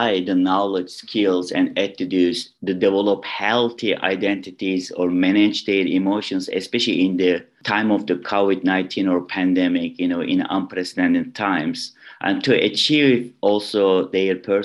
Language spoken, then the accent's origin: English; Istanbul, Turkey; English is a second language; moved away as an adult; also born or lived in Ohio, United States; now in Illinois, United States; I was born in Istanbul, Turkey. I moved to United States 2010 to complete my English language program.